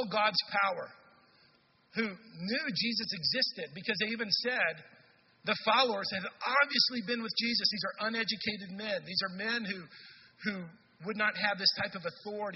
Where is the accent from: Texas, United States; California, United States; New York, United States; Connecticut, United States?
Texas, United States; Dallas; I was from Dallas, Texas